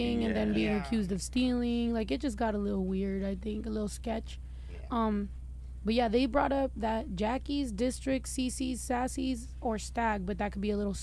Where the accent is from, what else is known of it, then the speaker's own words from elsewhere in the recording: California, United States; we're from California